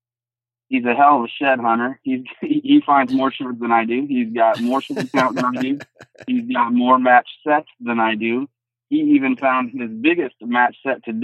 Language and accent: English; Southeast Iowa, United States; I'm from Southeast Iowa. Born and raised, only left to go to college and came right back home.